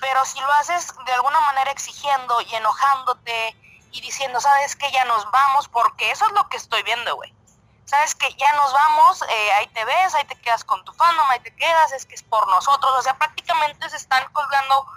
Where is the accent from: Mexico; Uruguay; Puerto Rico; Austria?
Mexico; somos los mexicanos